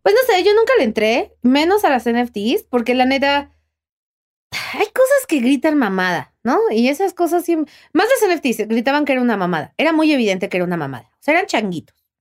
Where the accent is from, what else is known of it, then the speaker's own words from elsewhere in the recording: Mexico; yo soy muy mexicana